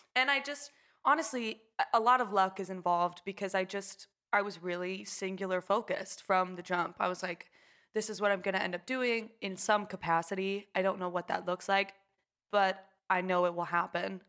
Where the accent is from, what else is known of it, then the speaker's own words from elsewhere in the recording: Houston, Texas, United States; grew up in a suburb of Houston